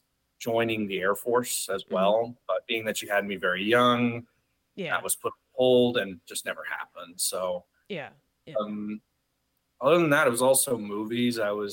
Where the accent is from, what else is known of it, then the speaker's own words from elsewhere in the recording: Chico, California, United States; I was born and raised in Chico, California. It's this little town in Northern California.